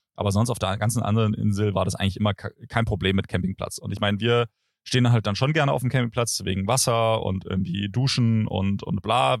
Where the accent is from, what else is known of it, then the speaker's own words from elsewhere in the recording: Germany; an meinem Akzent kann es eigentlich nicht liegen, dass man mich direkt als Deutschen identifiziert